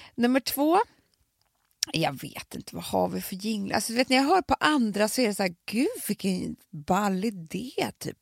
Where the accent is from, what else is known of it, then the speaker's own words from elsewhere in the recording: Stockholm, Stockholm County, Sweden; både jag och Alex är ju från alltså vi är ju Reimers båda två.